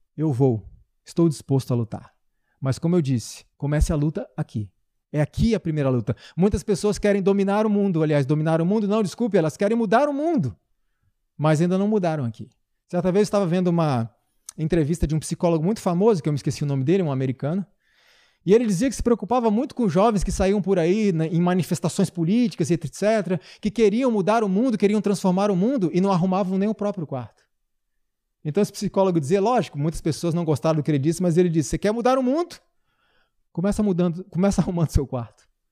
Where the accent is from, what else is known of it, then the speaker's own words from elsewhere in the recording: Brazil; somos nós, brasileiros